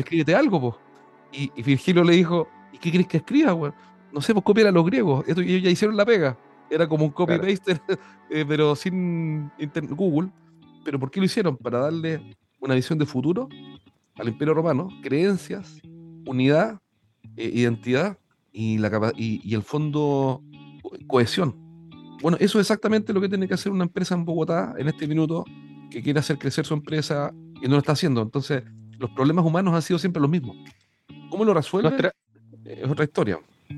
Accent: Chile; Yo soy un chileno amante del Perú

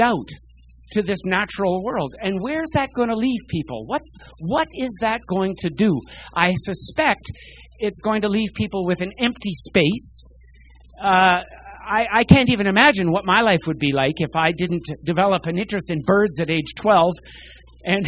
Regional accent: New York, United States; moved away as an adult; also born or lived in Medicine Hat, Alberta, Canada; now in Calgary, Canada; I grew up out east in New York. I spent 11 years there from age 6 onward, left just before I would have been drafted to the Vietnam War

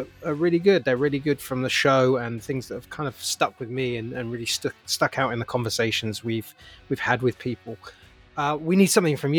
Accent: United Kingdom; now in United States; as a Brit

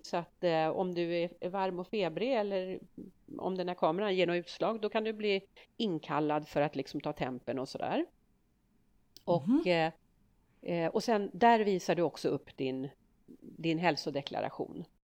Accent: Sweden; vi svenskar

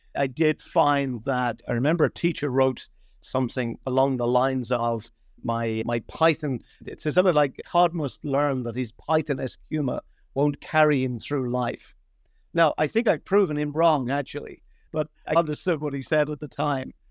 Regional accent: London, United Kingdom; moved away as an adult; also born or lived in Dublin, Ireland; now in Ireland; I'm, Dublin originally, but we all got up lock, stock, and barrel, uh, in the sixties and, and moved to London. So my formative years were in London, and, and my, my education was there

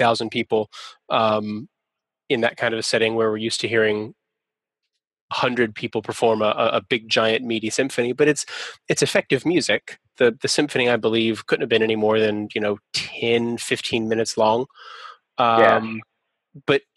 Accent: Atlanta, Georgia, United States; That's my hometown orchestra. I'm from Atlanta

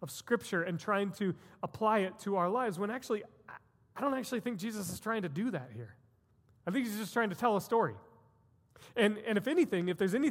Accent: United States; as Americans, and as American Christians specifically

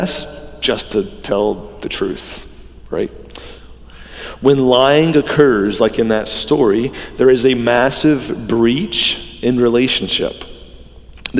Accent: the Bible Belt, Southern United States, United States; I grew up in the Bible Belt

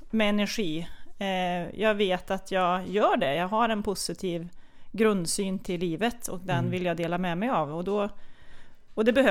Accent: Kil, Värmland, Sweden; Nej men jag, jag växte ju upp med min mamma Kerstin och pappa Sven och min storebrorsa Jocke, eller Joakim.

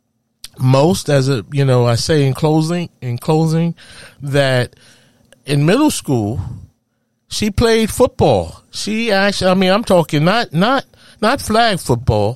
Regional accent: New York City, New York, United States; Growing up in Harlem, USA

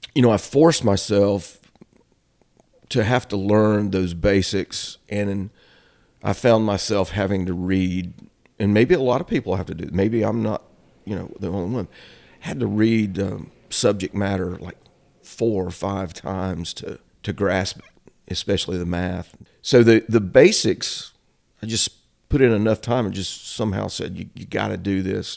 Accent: Shelby, North Carolina, United States; also born or lived in Boone, North Carolina / California; now in Cherryville, United States; I was actually born in Boone. My dad was in college there. we moved back to Cleveland County, so I grew up in Shelby

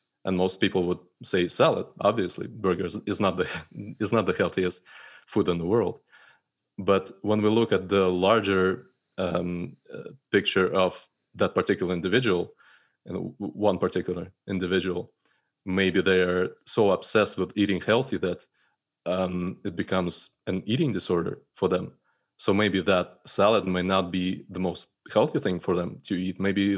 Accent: Russia; So starting from, you know, my upbringing and growing up in Russia, I think my perfectionism and troubles with that started back in school

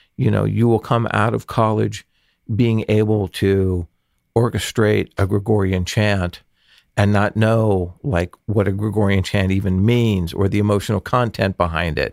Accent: Los Angeles, California, United States; growing up in the San Fernando Valley

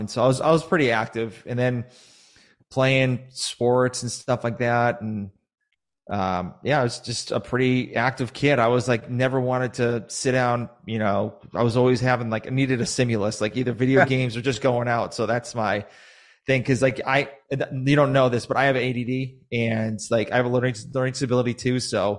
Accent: Sharon, Massachusetts, United States; So I was originally from Massachusetts. I used to live in this very small town. Now it's actually pretty big now, called Sharon, Massachusetts.

